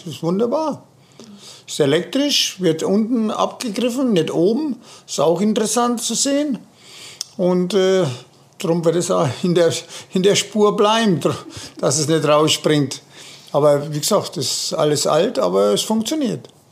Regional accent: Germany; bei uns in Deutschland

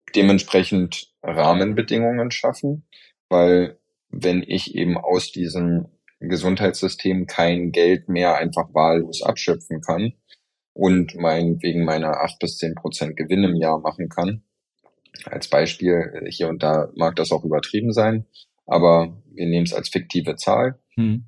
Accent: Germany; hier bei uns in Deutschland

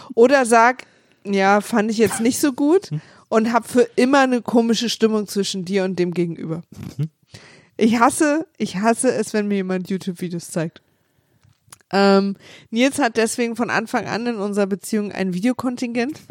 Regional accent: Berlin, Germany; ich bin Berlinerin

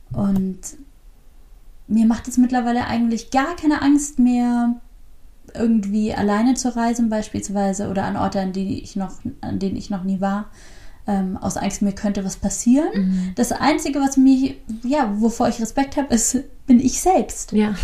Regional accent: Southern Germany, Germany; moved away; ich komme ja aus Süddeutschland.

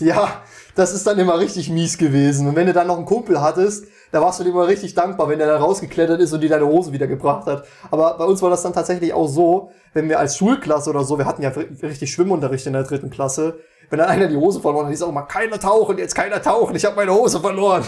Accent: Meiningen, Thuringia, Germany; bei uns in Meiningen

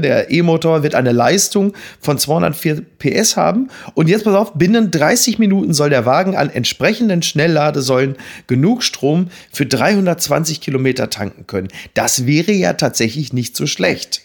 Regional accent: Dortmund, North Rhine-Westphalia, Germany; als Dortmunder

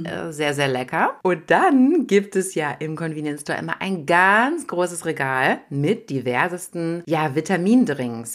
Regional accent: Germany; als Deutscher

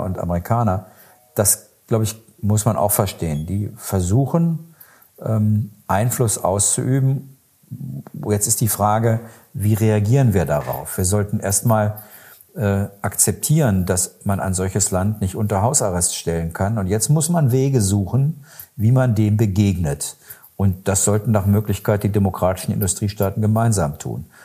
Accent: Germany; bei uns in Deutschland

